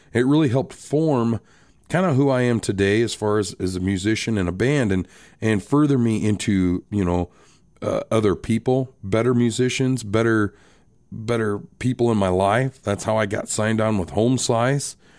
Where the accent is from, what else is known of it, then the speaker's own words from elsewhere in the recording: Rapid City, South Dakota, United States; also born or lived in Box Elder, South Dakota; I was born and raised in Rapid City, South Dakota